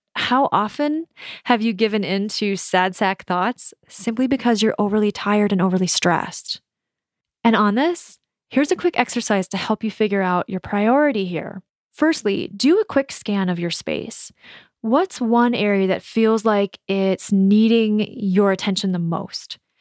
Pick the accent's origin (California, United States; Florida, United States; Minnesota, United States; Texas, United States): Minnesota, United States; moved away as an adult; also born or lived in San Francisco / New York / Melbourne / Edinburgh; moving out of my home state of Minnesota